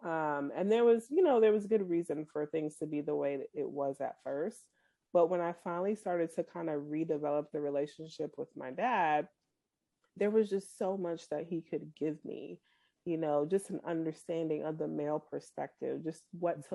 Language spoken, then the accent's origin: English; Boston, Massachusetts, United States; also born or lived in Kansas City; now in Frisco, United States; I'm originally from Boston